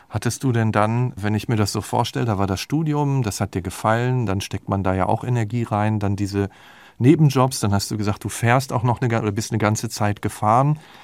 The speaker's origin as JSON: {"language": "German", "area": "near Dortmund", "region": "North Rhine-Westphalia", "country": "Germany", "said": "Ich komme aus der Nähe von Dortmund"}